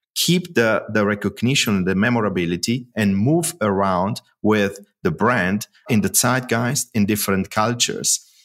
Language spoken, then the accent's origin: English; Italy; moved away as an adult; now in Germany; I moved after the university from Italy to, to Germany to start working